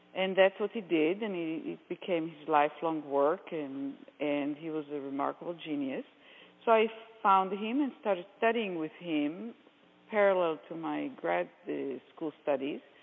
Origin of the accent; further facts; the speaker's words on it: Israel; accent: Israeli; moved away; as you might hear from my accent, I, am Israeli and I lived in Israel